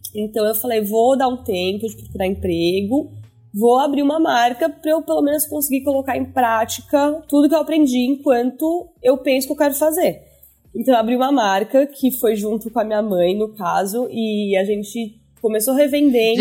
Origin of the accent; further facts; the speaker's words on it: São Paulo, Brazil; also born or lived in New York; sou nascida e crescida em São Paulo, então mais, acho que mais uma das únicas do time que são originalmente de São Paulo